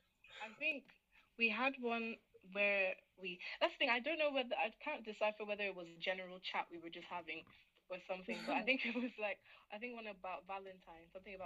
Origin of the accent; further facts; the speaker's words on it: Ireland; I studied pharmacy. I'm in second year as well and I'm from Ireland.